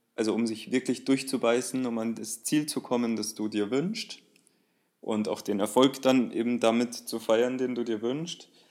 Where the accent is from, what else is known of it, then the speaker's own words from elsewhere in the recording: Bavaria, Germany; bei uns in Bayern